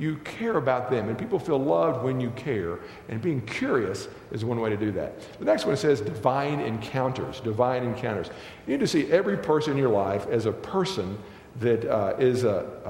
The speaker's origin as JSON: {"language": "English", "region": "Texas", "country": "United States", "tie": "born or raised there", "said": "I grew up in Texas"}